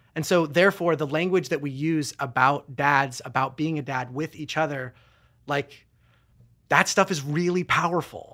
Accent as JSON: {"language": "English", "country": "United States", "said": "as American"}